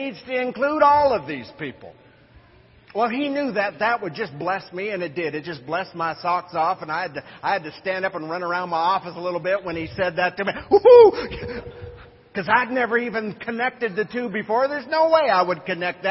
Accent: United States; as American missionaries

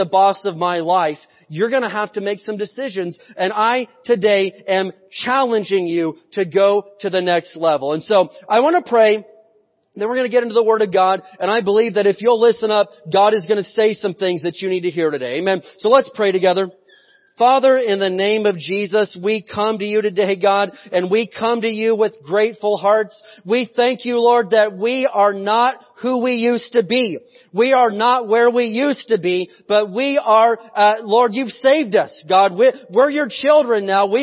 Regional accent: United States; I was born in America

